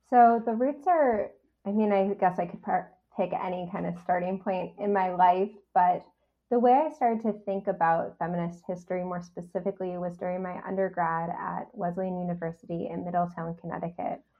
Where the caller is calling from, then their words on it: Montreal, Quebec, Canada; So I'm joining you from Tiohtià:ke, Montreal, on unceded Kanien'kehá:ka territory.